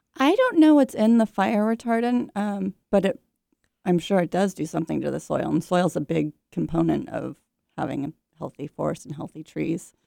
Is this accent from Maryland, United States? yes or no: no; Bay Area, California, United States; I grew up in the Bay Area, California, surrounded by oak trees and redwood trees